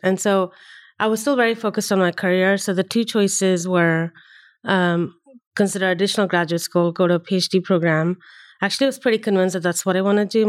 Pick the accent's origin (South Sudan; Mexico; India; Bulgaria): India; Chennai, Tamil Nadu; moved away as an adult; also born or lived in Delhi, India; now in United States; I grew up in India, uh, and even within India, I had, I grew up, uh, half of my schooling was in the south, uh, Chennai, where my, where I'm from, um, and half of it was in Delhi